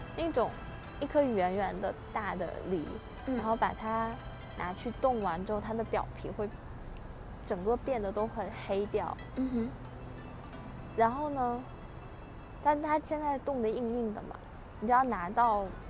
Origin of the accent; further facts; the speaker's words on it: Beijing, China; 我应该算老家吧，是东北，嗯。黑龙江。 嗯。但是呢，因为我，我从小就在北京长大